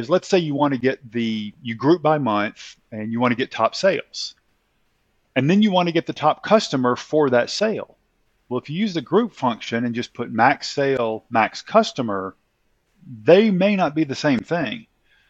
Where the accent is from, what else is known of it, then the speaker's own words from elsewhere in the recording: the South, United States; as I said, I'm in America and I'm from the South. So in the South, we don't pronounce our words quite properly.